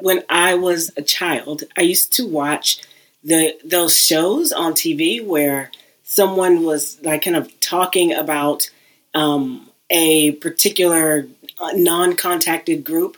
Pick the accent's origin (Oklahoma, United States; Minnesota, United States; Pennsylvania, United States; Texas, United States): Texas, United States; Houston; I'm originally from Houston, and I worked at a community technology center